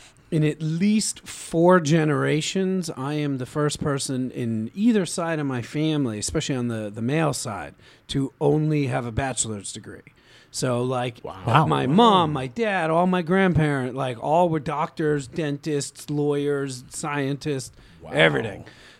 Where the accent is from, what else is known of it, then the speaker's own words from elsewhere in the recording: Queens, New York, United States; Queens, New York.